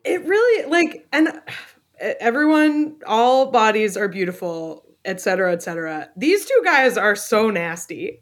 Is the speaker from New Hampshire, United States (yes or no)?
yes; New Hampshire, United States; my home state of New Hampshire